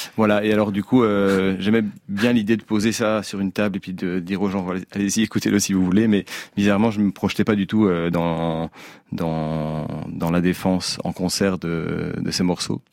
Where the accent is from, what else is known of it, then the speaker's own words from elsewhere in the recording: Braine-l'Alleud, Wallonia, Belgium; moved away as an adult; now in Brussels, Belgium; je suis originaire de, de Brennaleux, donc un village, une petite ville à 20 km de Bruxelles.